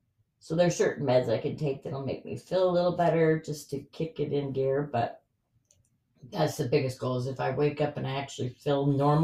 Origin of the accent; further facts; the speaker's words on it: Sandy, Utah, United States; grew up in Utah, Sandy, and then I was always in the White City. It was like a suburb of Sandy.